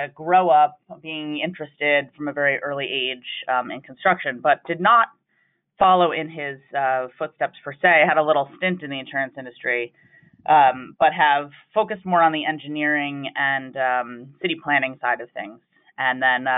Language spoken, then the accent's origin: English; Long Island, New York, United States; I grew up in Long Island, New York